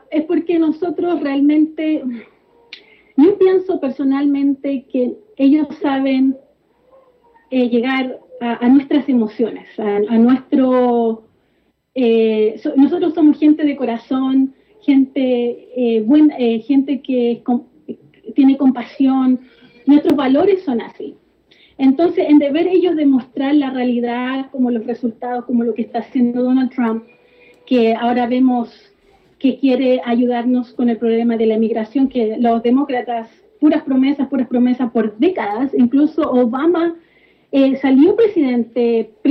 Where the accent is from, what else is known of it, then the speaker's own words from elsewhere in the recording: Chile; now in United States; Nací y crecí en Chile.